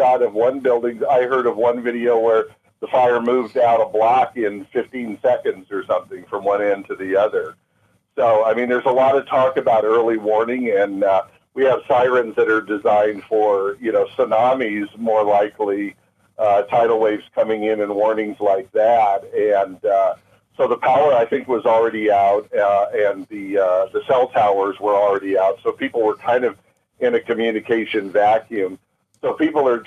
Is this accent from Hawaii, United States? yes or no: yes; Maui, Hawaii, United States; moved away as an adult; Maui was my first home. We moved here as kids, and aside from being a beautiful island, it's my hometown, so it's in my heart